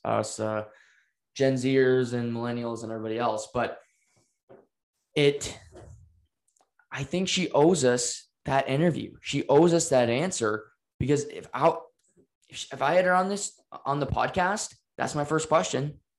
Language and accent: English; Canada; We're Canadian